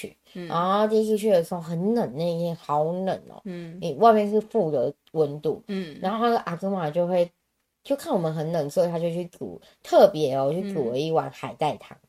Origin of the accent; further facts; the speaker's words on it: Taiwan; 就反正我都会抓说我是从台湾来的呀